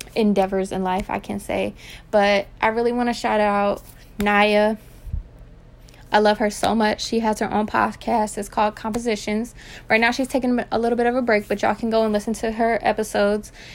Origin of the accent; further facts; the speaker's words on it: Virginia, United States; also born or lived in Texas; I'm originally from Texas, um, and I moved here to Virginia when I was young, so I pretty much raised here